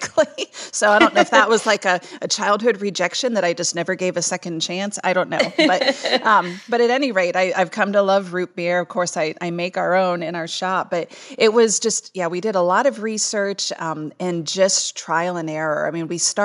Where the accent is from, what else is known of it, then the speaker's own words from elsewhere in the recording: Salem, Ohio, United States; moved away as an adult; It's my hometown. I grew up here